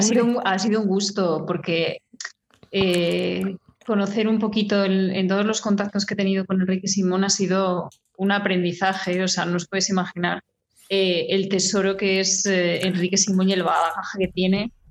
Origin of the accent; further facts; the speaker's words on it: León, Castile and León, Spain; soy de León